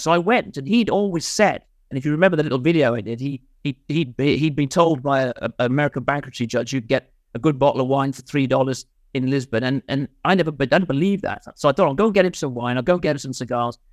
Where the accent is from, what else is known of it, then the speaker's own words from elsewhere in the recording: Wales, United Kingdom; also born or lived in Nottingham; now in London, United Kingdom; I was just a kid off the wreck from Wales, you know. I came from Mid-Wales